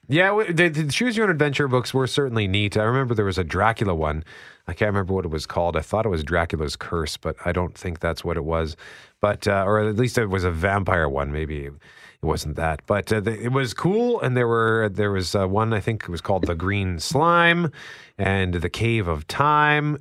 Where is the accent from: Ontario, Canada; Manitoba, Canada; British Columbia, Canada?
Manitoba, Canada; Winnipeg; never lived anywhere but Winnipeg